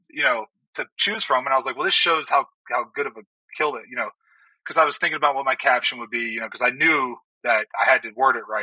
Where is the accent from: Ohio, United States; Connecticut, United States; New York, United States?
Ohio, United States; Like I come from Ohio, where if you have one acre and there's a whitetail that comes across your property, you can you know you can hunt it.